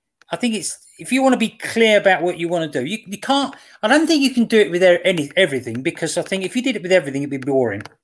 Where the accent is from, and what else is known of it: England, United Kingdom